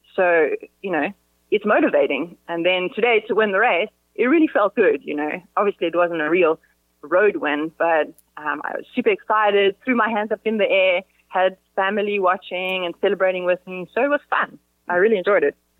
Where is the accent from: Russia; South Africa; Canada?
South Africa; now in Spain; we're South African